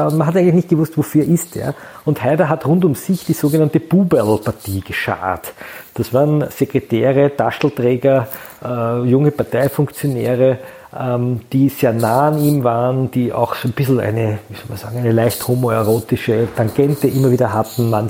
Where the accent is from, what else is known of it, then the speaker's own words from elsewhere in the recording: Cologne, North Rhine-Westphalia, Germany; Ich bin Kölner, wir haben da ein Wort für, das heißt Klüngel.